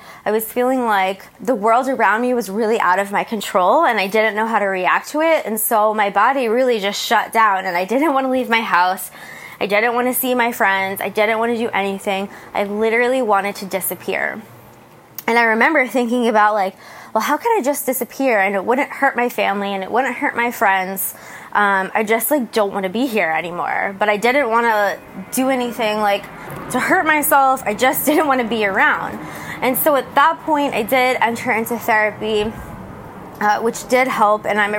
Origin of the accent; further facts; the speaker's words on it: New Jersey, United States; moved away as an adult; now in San Diego, United States; I'm left where I grew up in New Jersey to come to San Diego and start a new life.